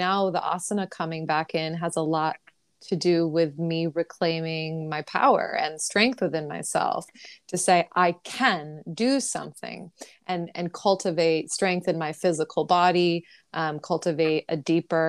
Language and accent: English; New York City, New York, United States; as a New Yorker